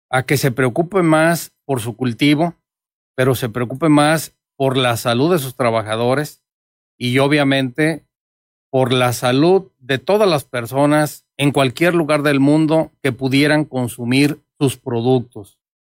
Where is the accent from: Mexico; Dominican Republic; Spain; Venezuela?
Mexico; Somos las familias mexicanas